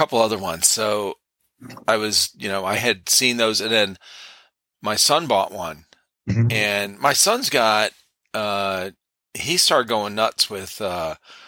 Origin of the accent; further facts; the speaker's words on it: Cleveland, Ohio, United States; I grew up in Cleveland, Ohio, got a lot of snow, as a kid growing up